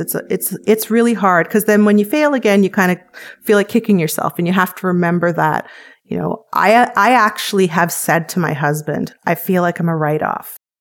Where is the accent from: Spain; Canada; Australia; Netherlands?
Canada; I'm Canadian, live in Canada